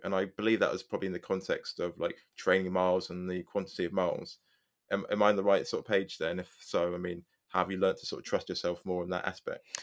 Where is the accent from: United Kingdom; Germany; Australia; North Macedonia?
United Kingdom; England; I'm English.